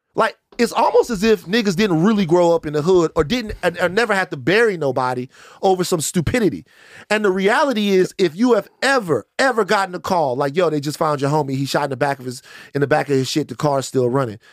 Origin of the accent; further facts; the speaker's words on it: Baton Rouge, Louisiana, United States; moved away; I'm from South Baton Rouge